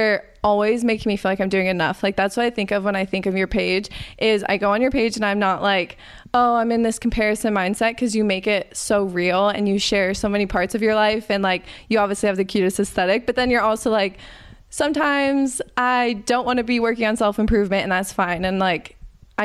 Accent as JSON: {"language": "English", "region": "Arizona", "country": "United States", "tie": "born or raised there", "said": "I grew up in Arizona."}